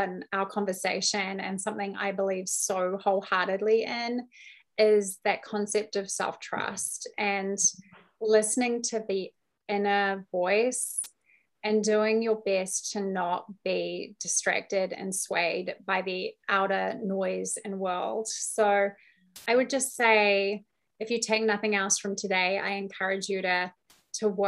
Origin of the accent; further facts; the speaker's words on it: New Zealand; I'm also from New Zealand where I drink far too much